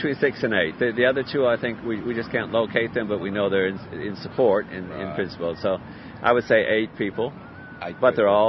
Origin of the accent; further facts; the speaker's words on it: New York, United States; also born or lived in California; now in Australia; I was born in New York, so the accent's a bit stronger there, and maybe even a little bit Canadian.